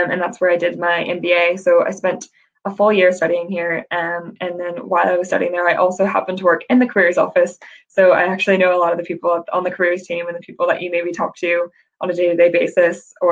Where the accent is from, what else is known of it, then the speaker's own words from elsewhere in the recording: United States; now in Northern Ireland, United Kingdom; you can maybe tell from my accent um, i've got a weird blend now but i'm from the united states originally um, and i moved to northern ireland to attend queen's for my master's